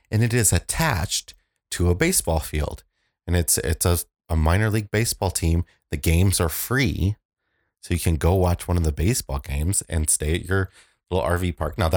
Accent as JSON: {"language": "English", "town": "Aurora", "region": "Illinois", "country": "United States", "said": "I'm from Aurora"}